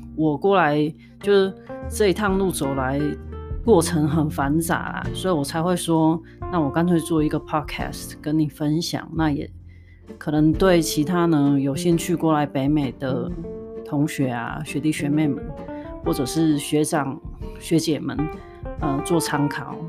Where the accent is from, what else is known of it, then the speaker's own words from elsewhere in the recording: southern Taiwan, Taiwan; moved away as an adult; now in Canada; 我工作本来我就在南部长大，所以我在南部工作